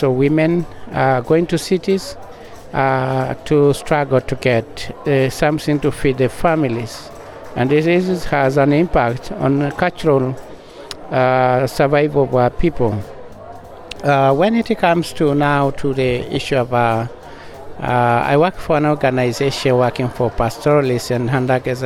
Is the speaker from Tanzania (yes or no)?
yes; Tanzania; I'm from the Parakuyo Maasai pastoralists in Tanzania.